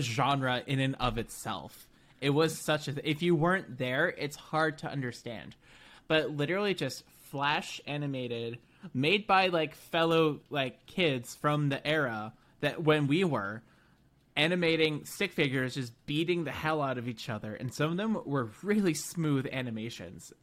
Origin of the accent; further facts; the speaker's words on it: United States; an American experience and lens